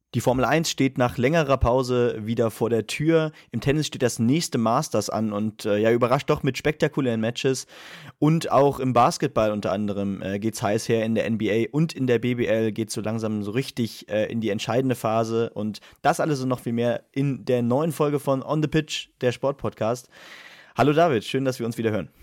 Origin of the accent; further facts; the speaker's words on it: Germany; wir als Deutsche